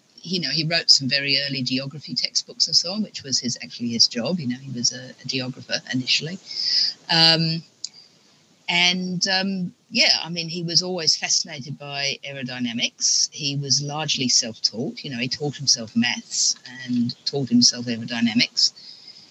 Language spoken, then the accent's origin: English; Australia; born or raised there; also born or lived in England